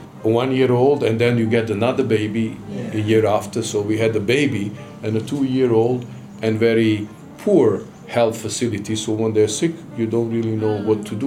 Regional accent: Sarajevo, Federation of Bosnia and Herzegovina, Bosnia & Herzegovina; moved away as an adult; now in Tanzania; the UN High Commissioner for Refugees office in Sarajevo, my hometown, during the war

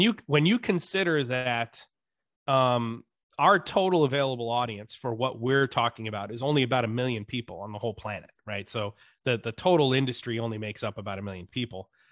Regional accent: upstate New York, United States; also born or lived in Dallas, Texas; I grew up in upstate New York, in an adopted family in, in what is now today called the Rust Belt

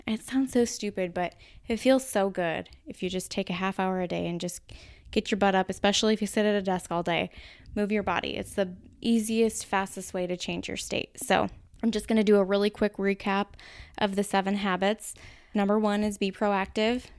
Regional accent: Minnesota, United States; accent: Minnesota; my Minnesota accent

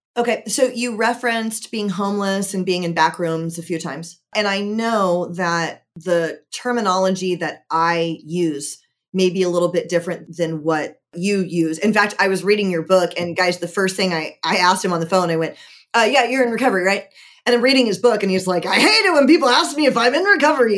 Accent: Georgia, United States; I'm from Georgia

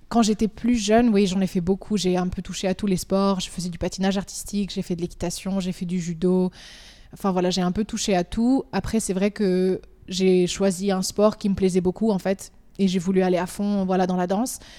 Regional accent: Valais, Switzerland; moved away as an adult; also born or lived in Lausanne; now in United Arab Emirates; je viens du Valais, de Montaix. J'ai grandi ici, j'ai fait toute mon école ici

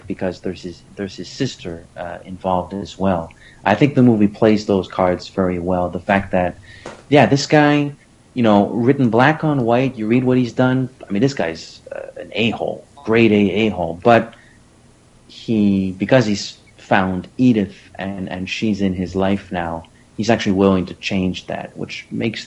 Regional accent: Canada; I'm Canadian

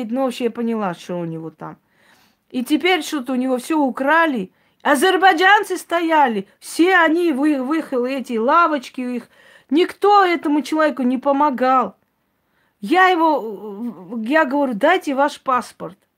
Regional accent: Armenia; я армянка, я как армянка говорю, я вот сейчас армянка.

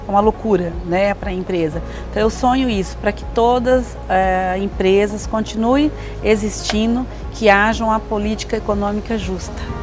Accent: Pacaembu, São Paulo, Brazil; also born or lived in Adamantina; now in Osvaldo Cruz, Brazil; E eu nasci em Adamantina, mas fui criada em Pacaembu

